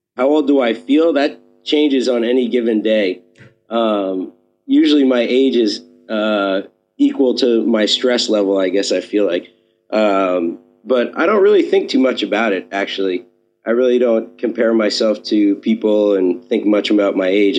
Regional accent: New York City, New York, United States; I grew up here in New York City, uh, in Manhattan, uh, born and raised.

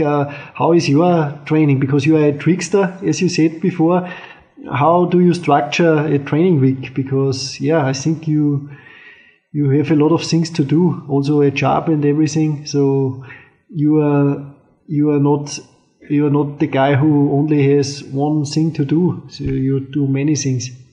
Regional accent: Austria; I'm from Austria

